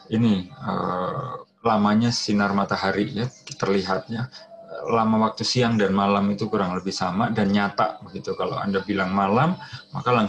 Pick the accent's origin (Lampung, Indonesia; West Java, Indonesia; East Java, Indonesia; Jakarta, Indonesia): East Java, Indonesia; Surabaya; Saya berasal dari Surabaya, itu temperatur 40 derajat Celcius itu sudah hari-hari ya, sehari-hari saya alami ya waktu dulu SMA gitu.